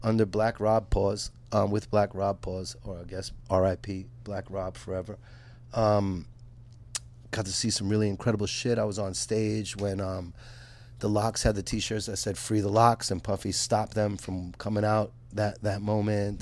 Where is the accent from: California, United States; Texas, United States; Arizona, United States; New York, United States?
New York, United States; New York City; I'm from Brooklyn, New York, born and raised.